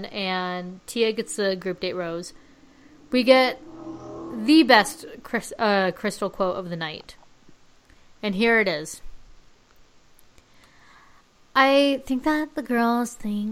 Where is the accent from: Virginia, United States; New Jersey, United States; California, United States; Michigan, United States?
California, United States; Palm Springs; I'm from Palm Springs.